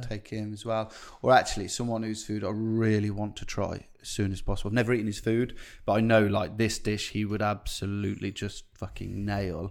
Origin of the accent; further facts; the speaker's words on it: Coventry, West Midlands, United Kingdom; I grew up in pubs in Coventry